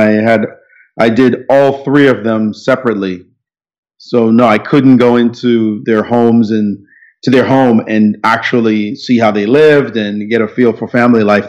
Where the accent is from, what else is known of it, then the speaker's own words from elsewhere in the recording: New York City, New York, United States; also born or lived in Jamaica; I'm in Brooklyn, New York, my hometown, basically, although I was born in Jamaica, but I've been here most of my life